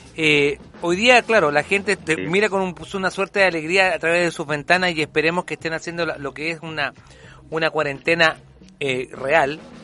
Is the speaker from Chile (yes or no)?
yes; Chile; a nosotros también como, como chilenos